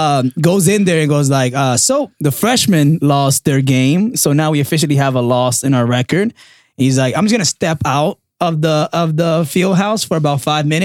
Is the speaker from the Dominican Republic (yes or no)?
yes; Dominican Republic; also born or lived in New York, United States; Yeah. And especially like being Dominican.